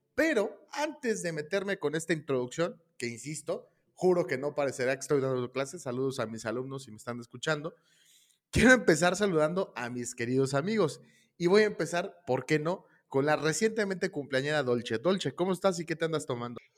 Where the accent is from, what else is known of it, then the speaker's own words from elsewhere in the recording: Mexico; somos los mexicanos